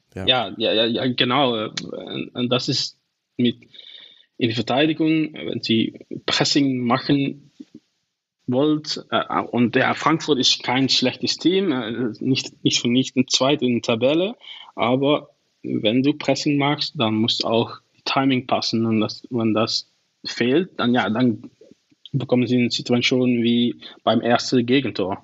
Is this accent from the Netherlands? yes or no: yes; Venlo, Limburg, Netherlands; first language Dutch; German is a second language; ich komme aus Venlo, so das ist nicht so, so mhm. weit von der deutschen Grenze